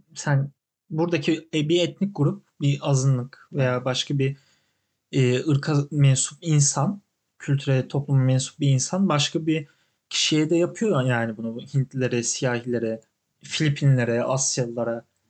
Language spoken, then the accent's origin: Turkish; Turkey; also born or lived in Canada; now in New York, United States; ben Türk'üm